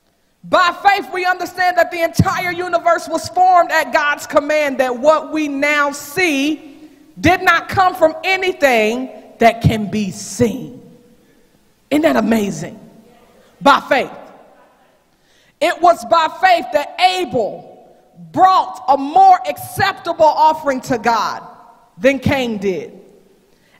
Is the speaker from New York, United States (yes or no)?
no; Knoxville, Tennessee, United States; moved away as an adult; that's where I'm going to be in my hometown